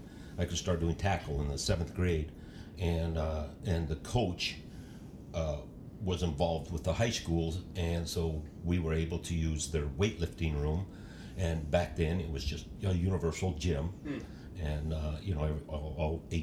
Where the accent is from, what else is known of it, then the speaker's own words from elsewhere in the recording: Las Vegas, New Mexico, United States; also born or lived in Tacoma, Washington; I grew up in New Mexico